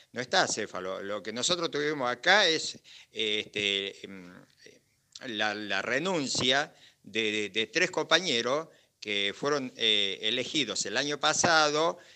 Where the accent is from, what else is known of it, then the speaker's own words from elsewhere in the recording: Bariloche, Río Negro, Argentina; somos gente de Bariloche